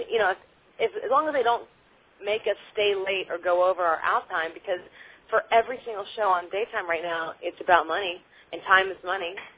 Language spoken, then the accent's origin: English; Maryland, United States; where I was born and raised